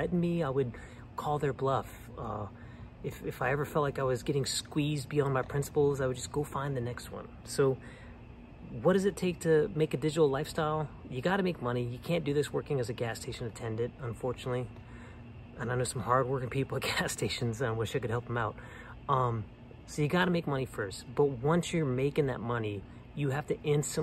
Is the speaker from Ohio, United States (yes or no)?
no; New Orleans, Louisiana, United States; moved away; also born or lived in Colorado / Austin / Bay Area; I'm from New Orleans, and I go home a lot